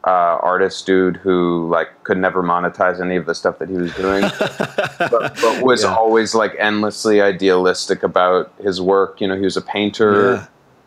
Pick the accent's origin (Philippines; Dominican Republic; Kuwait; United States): United States; Vermont; I'm from Vermont. I'm sort of the child of two cinephiles. You know, I grew up in this house with like thousands and thousands of VHS on our third floor